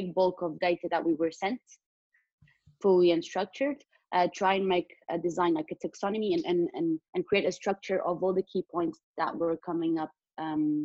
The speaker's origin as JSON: {"language": "English", "country": "Portugal", "moved": "as an adult", "lives_now": "London, United Kingdom", "said": "I come from Portugal, which is where I'm in right now due to the pandemic"}